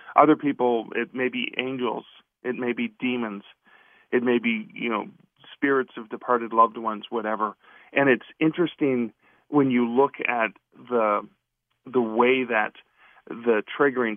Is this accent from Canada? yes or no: yes; Canada; I'm from Canada myself